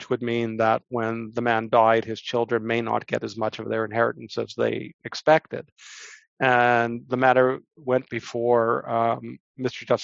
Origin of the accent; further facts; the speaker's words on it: Canada; But I'm a Canadian lawyer, so what can I say?